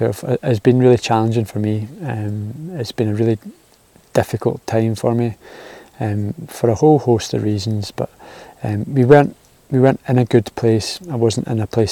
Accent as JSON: {"language": "English", "region": "Scotland", "country": "United Kingdom", "also_born_or_lived": "Auckland, New Zealand", "moved": "as an adult", "said": "I'm from Scotland"}